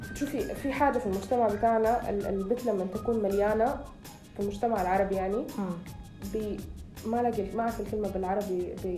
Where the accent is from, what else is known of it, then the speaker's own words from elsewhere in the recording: Sudan; بلدي يعني بما انه انا سودانية